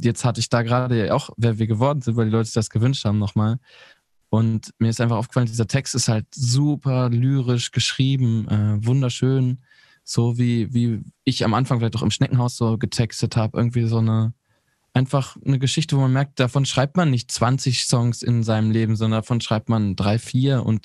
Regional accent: North Rhine-Westphalia, Germany; also ich, ich komme ja aus Ostwestfalen.

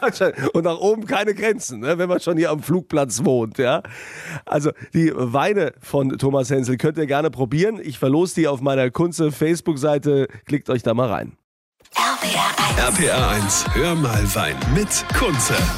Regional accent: Rhineland-Palatinate, Germany; hier bei uns in der Pfalz

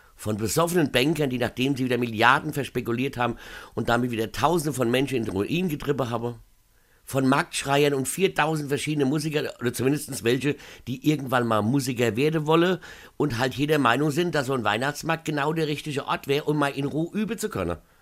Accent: Mainz, Rhineland-Palatinate, Germany; bei uns in Mainz

